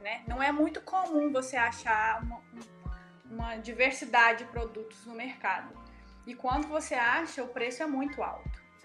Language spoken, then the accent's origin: Portuguese; Lagoa da Prata, Minas Gerais, Brazil; moved away; eu sou de Lagoa da Prata e nós temos a Embaré